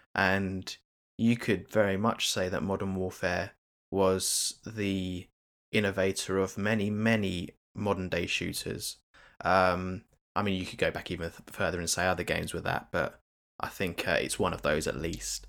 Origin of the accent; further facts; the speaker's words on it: United Kingdom; as a Brit